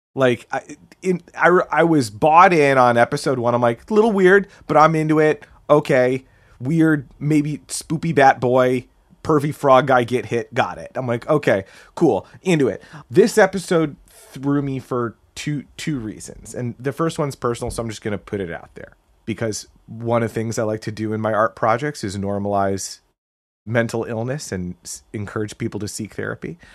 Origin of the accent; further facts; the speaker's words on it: United States; as an American growing up when we did